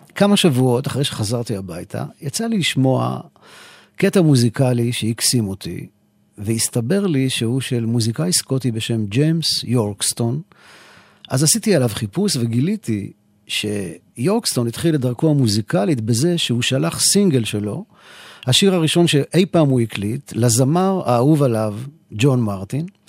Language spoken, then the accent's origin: Hebrew; Israel; מישראל, כן, מישראל